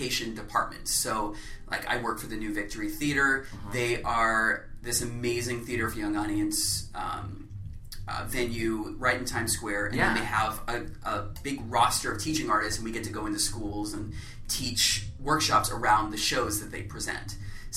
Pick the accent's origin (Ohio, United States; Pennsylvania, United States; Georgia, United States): Georgia, United States; Atlanta; I grew up in Atlanta